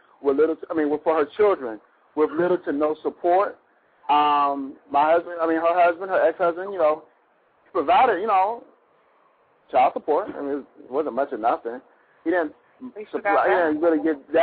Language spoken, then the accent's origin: English; New London, Connecticut, United States; I'm from New London, Connecticut